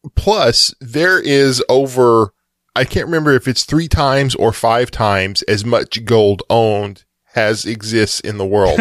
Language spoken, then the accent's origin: English; Texas, United States; as a Texan